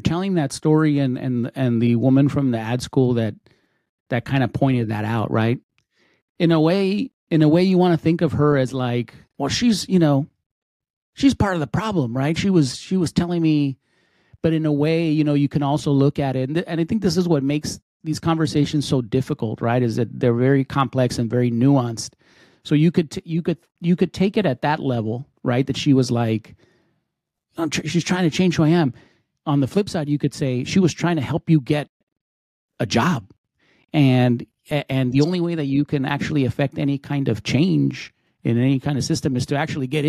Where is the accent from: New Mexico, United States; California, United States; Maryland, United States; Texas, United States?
Texas, United States; El Paso; I grew up in El Paso